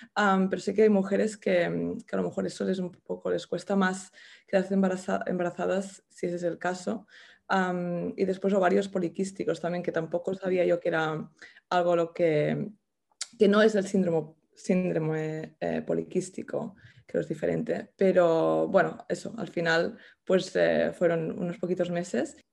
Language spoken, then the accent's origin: Spanish; El Masnou, Catalonia, Spain; moved away as an adult; now in London, United Kingdom; soy de Masnou, de un pueblo del Maresma, de cerca de Barcelona, pero llevo viviendo en Londres, creo que son 12 años ya.